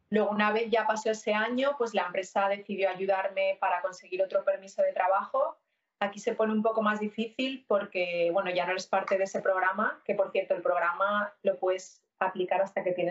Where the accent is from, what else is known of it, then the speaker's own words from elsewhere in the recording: Castellón, Valencian Community, Spain; moved away as an adult; also born or lived in Alcoy; now in Montreal, Canada; soy una chica española que nací en Alcoy, pero viví casi toda mi vida hasta que vine aquí en Castellón. Y hace ya 10 años que llegué a Canadá, estoy ahora mismo en Montreal